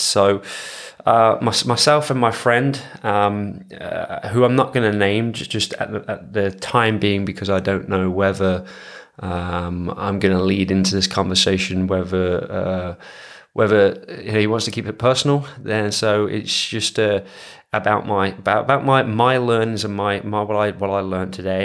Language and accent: English; England, United Kingdom; moved away; being an English person